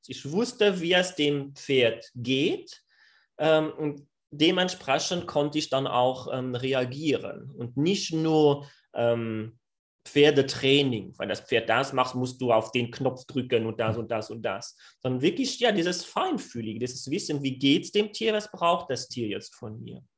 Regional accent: France; German is a second language; ich bin Franzose, ich glaube, das wird sich noch raushören während dem Podcast

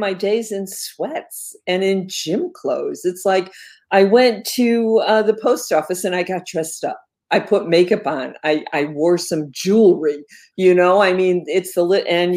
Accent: Connecticut, United States; I'm a lifelong resident of Connecticut, and I like it

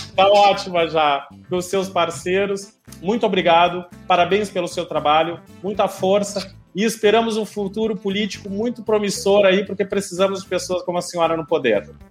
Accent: Rio Grande do Sul, Brazil; moved away as an adult; now in Pernambuco, Brazil; Eu estou em Pernambuco, eu sou gaúcho, mas já estou há. Vai fazer 13 anos que eu já estou na Universidade Federal de Pernambuco

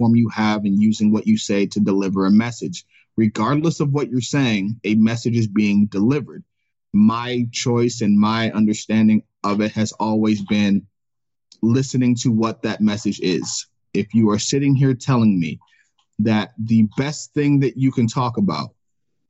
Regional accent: Cleveland, Ohio, United States; growing up in Cleveland

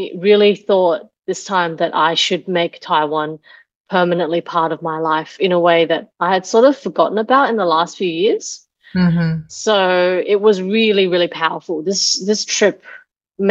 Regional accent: Australia; to be Asian growing up in Australia

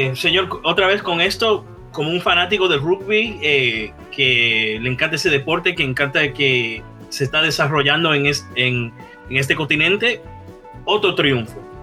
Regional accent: New Orleans, Louisiana, United States; yo soy de Nueva Orleans

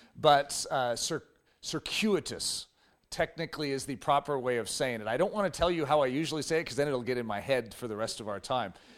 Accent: United States; We as, especially North American Christians

